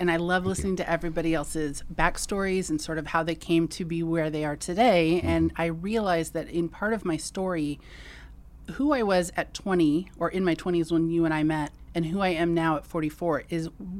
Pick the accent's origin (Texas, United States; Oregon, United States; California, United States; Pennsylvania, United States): California, United States; So I grew up in the Bay Area, Silicon Valley.